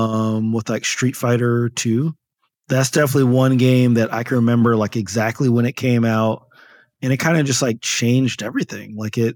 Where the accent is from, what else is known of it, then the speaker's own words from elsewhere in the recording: Paterson, New Jersey, United States; So this was in Northern New Jersey. So I grew up in Paterson, New Jersey, which is about 10 miles from Manhattan.